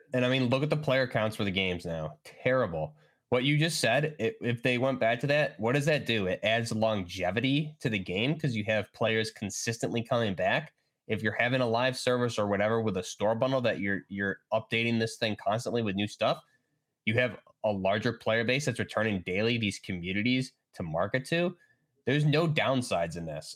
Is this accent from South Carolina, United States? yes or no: no; New York, United States; I'm from New York